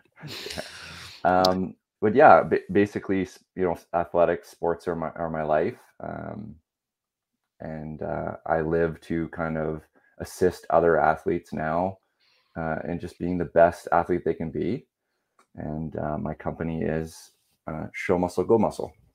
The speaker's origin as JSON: {"language": "English", "region": "Ontario", "country": "Canada", "also_born_or_lived": "United Kingdom / Wales", "moved": "yes", "lives_now": "Langley, Canada", "said": "I'm originally from Ontario, but live in uh, Langley, BC now"}